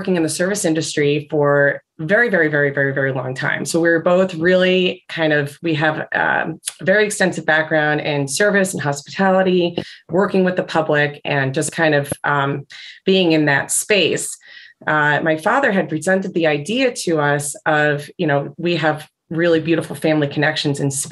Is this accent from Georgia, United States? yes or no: no; New Jersey, United States; now in Portland, United States; even when I go back east, I'm from New Jersey.